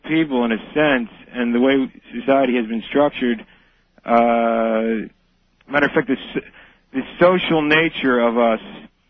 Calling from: King of Prussia, Pennsylvania, United States; I'm calling from King of Prussia, Pennsylvania.

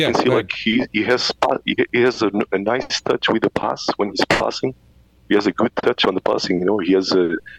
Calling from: Mendoza, Argentina; At the moment I'm calling from a city called Mendoza, which is in the Andes of Argentina.

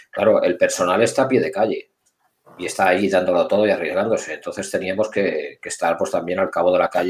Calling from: Barcelona, Catalonia, Spain

